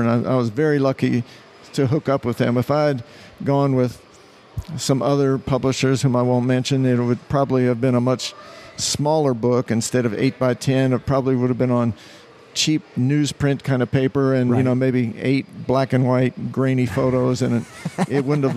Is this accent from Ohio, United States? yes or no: yes; Cincinnati, Ohio, United States; moved away as an adult; also born or lived in Chicago; now in New Orleans, United States; I grew up in Cincinnati, but I lived in Chicago for 6 years